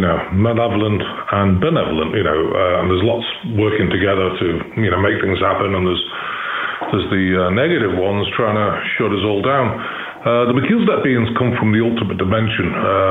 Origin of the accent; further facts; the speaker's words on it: Chester, North West England, United Kingdom; born there; now in Missouri, United States; Now, I'm in the United States. I live in Missouri, but I was born in Chester, which is 20 miles from Liverpool and 30 miles from Manchester.